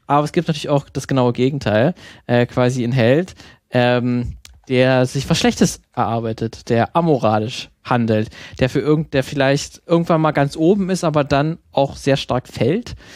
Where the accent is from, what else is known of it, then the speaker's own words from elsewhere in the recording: Germany; bei uns in Deutschland